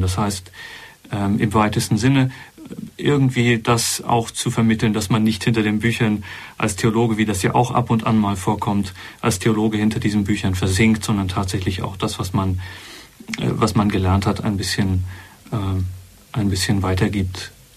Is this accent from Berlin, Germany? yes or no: yes; Berlin, Germany; moved away as an adult; also born or lived in Gotha, Thuringia / Heiligenkreuz, Austria; Mit elf Jahren ist die Familie nach Berlin gezogen. Ich bin also dort mehr oder weniger groß geworden